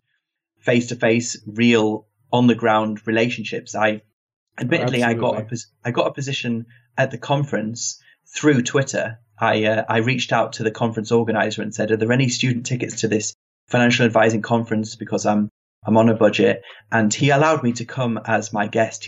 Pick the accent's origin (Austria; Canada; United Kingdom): United Kingdom; England; accent: British; I've got the British accent